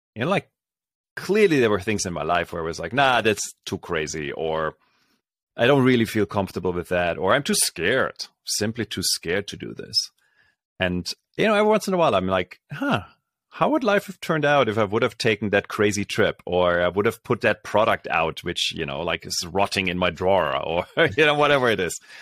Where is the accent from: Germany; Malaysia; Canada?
Germany; Berlin; moved away; I grew up in Germany, so this is, uh, back in Berlin